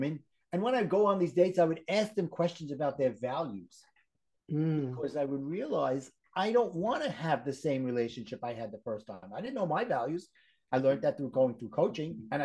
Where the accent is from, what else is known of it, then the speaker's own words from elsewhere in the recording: New York City, New York, United States; accent: Brooklyn; my Brooklyn accent